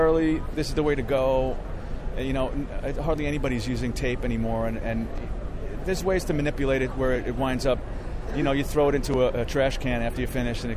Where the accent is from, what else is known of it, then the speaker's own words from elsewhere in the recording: New York City, New York, United States; I grew up in the Bronx watching the Ed Sullivan Show